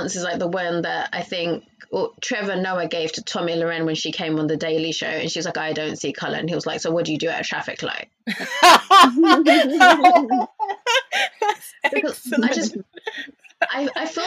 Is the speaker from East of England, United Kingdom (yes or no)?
yes; Chelmsford, East of England, United Kingdom; moved away; so I grew up in Essex. I lived in Chelmsford, Essex. I don't live there anymore.